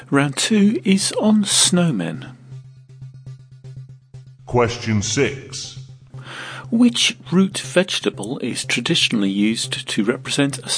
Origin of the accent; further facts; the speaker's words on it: England, United Kingdom; my parents, I'm, I'm English, so we persevere with all the English traditions